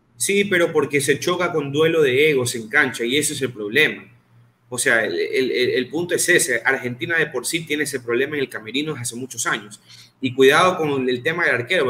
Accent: Ecuador; Yo que soy ecuatoriano

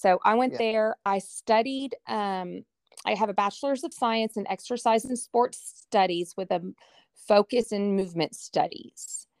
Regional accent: Frisco, Texas, United States; I grew up in Frisco when it was like dirt roads.

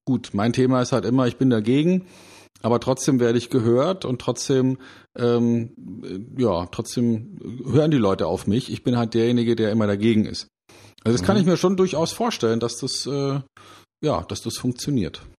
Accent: Munich, Bavaria, Germany; in meiner Heimatstadt München

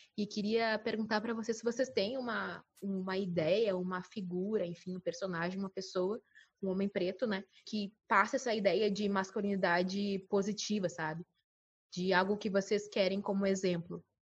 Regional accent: Bagé, Rio Grande do Sul, Brazil; now in Porto Alegre, Brazil; eu moro em Porto Alegre, mas sou de Bagé

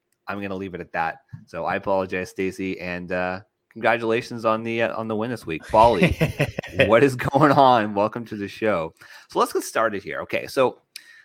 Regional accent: Canada; as a Canadian

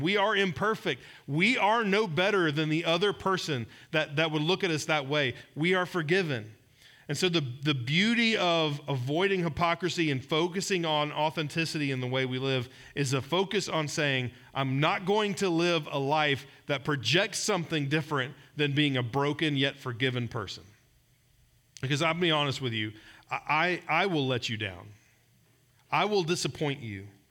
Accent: Georgia, United States; moved away; I'm from Georgia

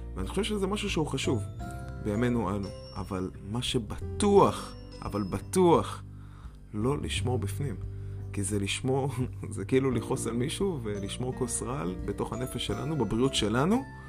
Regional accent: Israel; moved away; בתור ישראלי שאין הרבה שלג מאיפה שאני בא

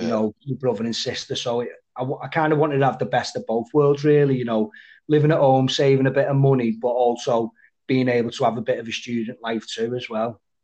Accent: Widnes, North West England, United Kingdom; growing up in Widnes

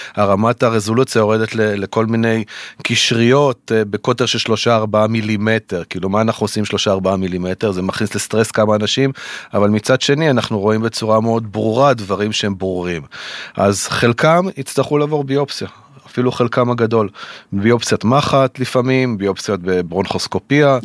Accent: the Center, Central Israel, Israel; also born or lived in New York, United States; חזרנו אל המרכז, איפה שגדלתי

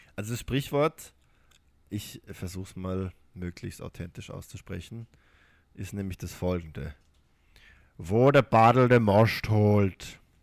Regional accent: Baden-Württemberg, Germany; accent: Baden-Württembergisch; Ich komme nicht aus dem Rheinland, aber auch in Baden-Württemberg ist das der Fall.

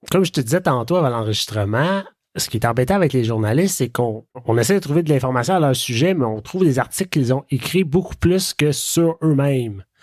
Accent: Ottawa, Ontario, Canada; Moi, je suis de Vanier.

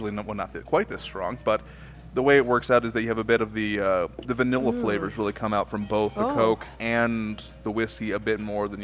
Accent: El Paso, Texas, United States; also born or lived in Washington, D.C. / Illinois; I am from El Paso. Born and raised? School. Raised, not born. I was actually born in Washington, D.C., where my parents were working at the time. I was born at Georgetown University Hospital.

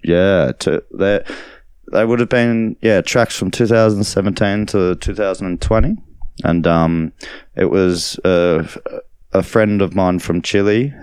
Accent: Australia; also born or lived in Berlin; now in Nerang, Australia; I was Australian

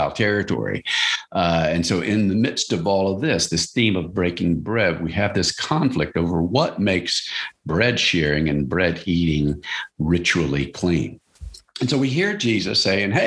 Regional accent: Louisiana, United States; where I grew up in Louisiana.

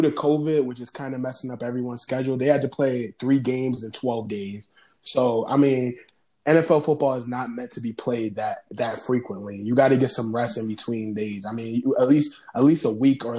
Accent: Buffalo, New York, United States; I'm from Buffalo

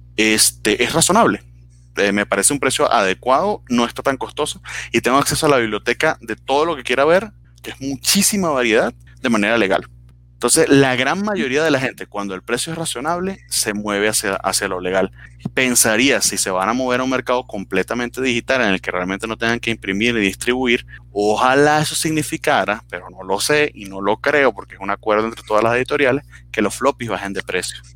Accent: Venezuela; now in Mexico; vengo de Venezuela donde no existe un carajo

